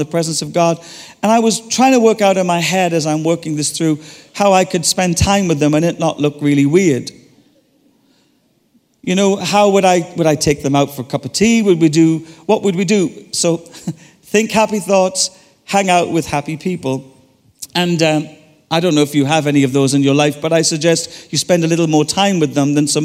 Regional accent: Ireland; I'm Irish

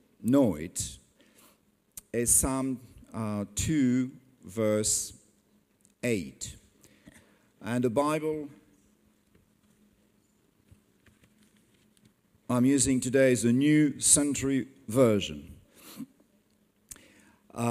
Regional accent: France; English is a second language; I'm not English, I'm French

